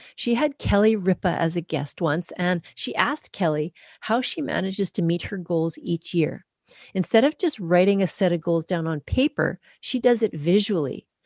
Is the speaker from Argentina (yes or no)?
no; Canada; I'm a Canadian through and through.